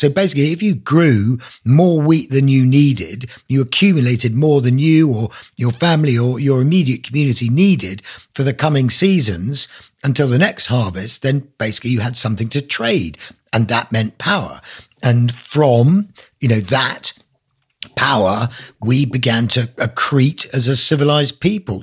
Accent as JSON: {"language": "English", "country": "Isle of Man", "tie": "born or raised there", "also_born_or_lived": "South London", "moved": "as an adult", "lives_now": "Black Mountains, Wales", "said": "I grew up in the Isle of Man, so I'm Manx, but, you know, left there when I was eighteen"}